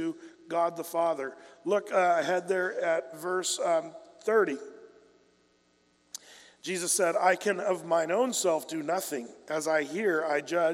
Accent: United States; as an American

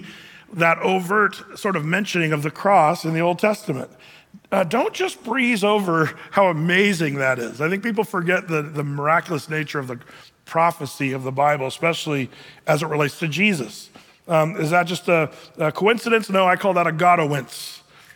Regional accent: California, United States; now in Oregon, United States; I'm from California. I was born there.

